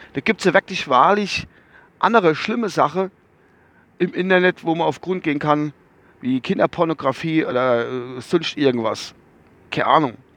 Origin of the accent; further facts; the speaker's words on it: Rammelsbach, Rhineland-Palatinate, Germany; bei uns in Rammelsbach